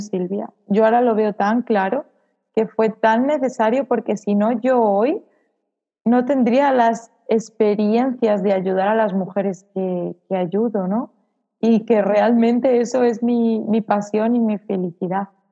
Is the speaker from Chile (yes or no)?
no; Salamanca, Castile and León, Spain; moved away as an adult; now in Mallorca, Spain; Tuve que ir a, a Salamanca, donde está mi familia y, bueno, donde yo nací y de donde siempre había intentado escapar